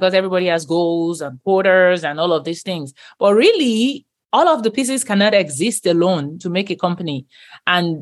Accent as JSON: {"language": "English", "country": "Nigeria", "tie": "born or raised there", "moved": "as an adult", "lives_now": "United States", "said": "Christianity growing up in Nigeria was like the norm"}